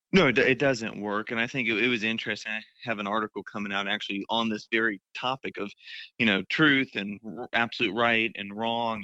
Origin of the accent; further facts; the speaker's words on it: Florida, United States; my home state of Florida